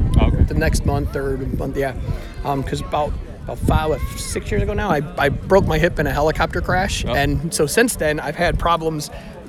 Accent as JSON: {"language": "English", "town": "Palos Hills", "region": "Illinois", "country": "United States", "tie": "born or raised there", "moved": "yes", "said": "No, because I'm from Chicago originally."}